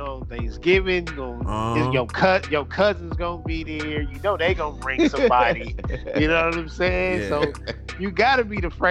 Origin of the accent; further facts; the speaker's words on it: California, United States; I'm from Cali.